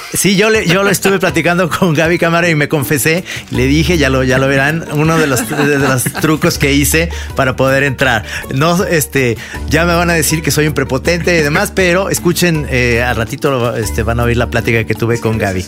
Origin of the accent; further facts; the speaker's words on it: Mexico; como mexicano